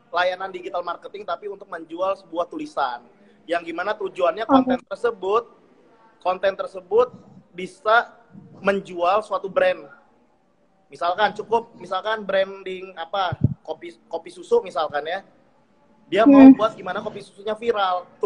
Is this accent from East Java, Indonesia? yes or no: no; Lampung, Indonesia; also born or lived in Java; Gue asli Putra Lampung.